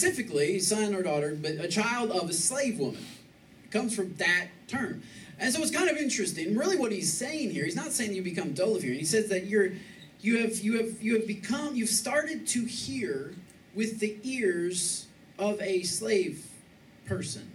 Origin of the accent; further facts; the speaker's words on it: Michigan, United States; moved away as an adult; now in Texas, United States; I'm from Michigan